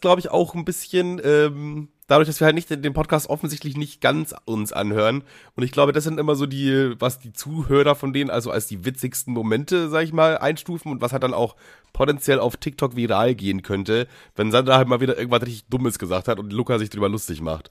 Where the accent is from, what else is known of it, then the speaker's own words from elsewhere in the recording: Bavaria, Germany; ich komme ja aus Bayern